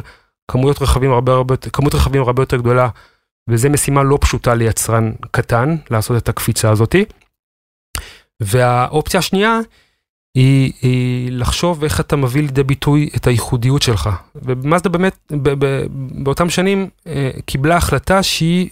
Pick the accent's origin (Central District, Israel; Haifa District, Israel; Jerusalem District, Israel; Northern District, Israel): Haifa District, Israel; the Krayot; now in Givatayim, Israel; אני מגבעתיים, במקור מהקריות